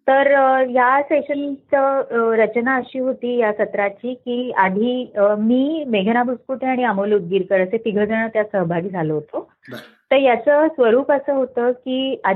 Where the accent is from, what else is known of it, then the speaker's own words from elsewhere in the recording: Aurangabad, Maharashtra, India; मी मराठवाड्यातली आहे औरंगाबादची मूळची बीडची